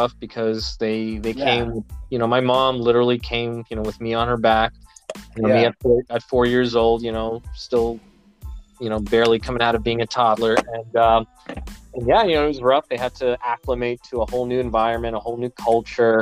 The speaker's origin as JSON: {"language": "English", "town": "Los Angeles", "region": "California", "country": "United States", "tie": "born or raised there", "also_born_or_lived": "Ukraine"}